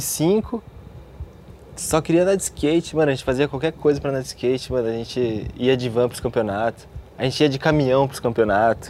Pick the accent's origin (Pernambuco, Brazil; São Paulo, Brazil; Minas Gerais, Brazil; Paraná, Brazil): Paraná, Brazil; Cascavel; Então, sou de Cascavel, do Paraná.